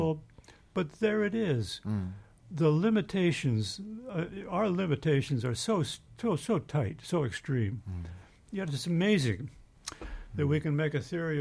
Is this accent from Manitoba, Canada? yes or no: yes; Manitoba, Canada; I grew up in Manitoba in Canada